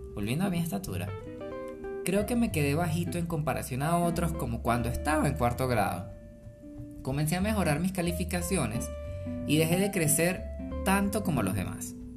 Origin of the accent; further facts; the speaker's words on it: Venezuela; moved away as an adult; now in Colombia; yo crecí en Venezuela